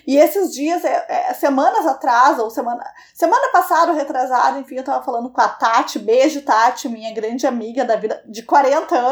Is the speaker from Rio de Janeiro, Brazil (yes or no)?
yes; Rio de Janeiro, Brazil; Tenho 20 anos e sou carioca.